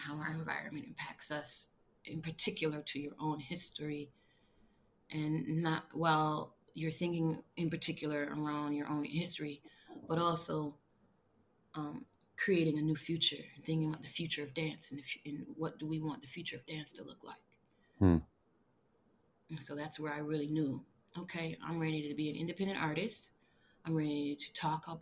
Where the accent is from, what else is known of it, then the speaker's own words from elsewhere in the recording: Minneapolis, Minnesota, United States; moved away; also born or lived in New York; the Twin Cities, my hometown